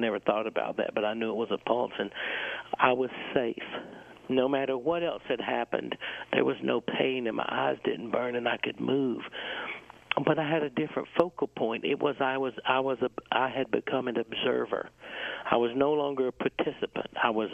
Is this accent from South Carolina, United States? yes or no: yes; South Carolina, United States; I was born in South Carolina, and I grew up in South Carolina